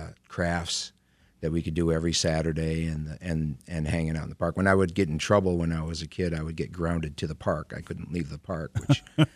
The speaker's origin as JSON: {"language": "English", "town": "Center Line", "region": "Michigan", "country": "United States", "tie": "born or raised there", "said": "Well, when I was born in Centerline, I wasn't born in Centerline because we don't have a hospital, but I was living there."}